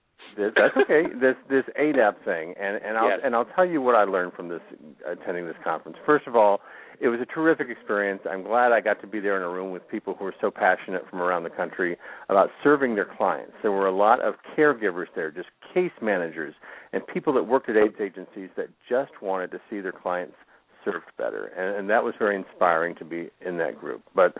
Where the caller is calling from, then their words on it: Florida, United States; calling from South Florida.